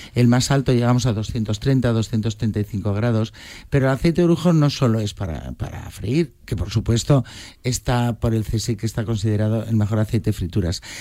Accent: Madrid, Community of Madrid, Spain; como somos de Madrid

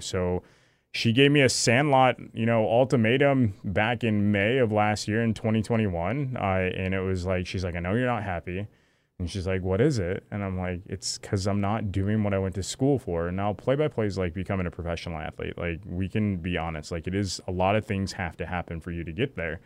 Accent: Lake Huron, Michigan, United States; I grew up on Lake Huron. My, my grandparents had a house, uh, in Harrisville.

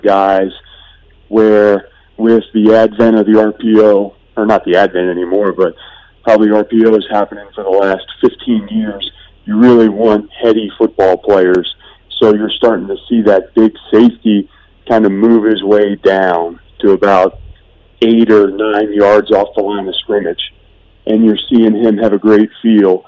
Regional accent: Cincinnati, Ohio, United States; moved away as an adult; born and raised on the west side of the city

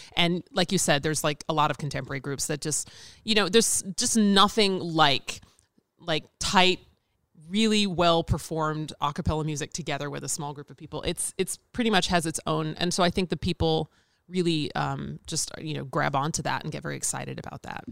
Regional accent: Nashville, Tennessee, United States; moved away as an adult; now in Chicago, United States; I'm originally from Nashville, Tennessee.

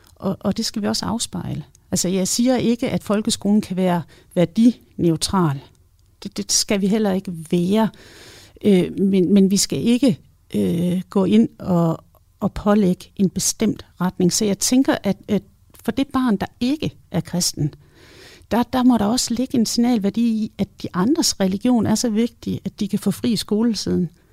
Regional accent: West Jutland, Central Denmark Region, Denmark; nu kommer jeg også fra Vestjylland

